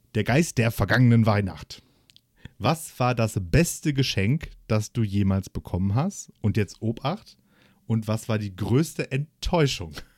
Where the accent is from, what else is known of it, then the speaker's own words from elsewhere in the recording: Essen, North Rhine-Westphalia, Germany; ich so als, als Essener Jung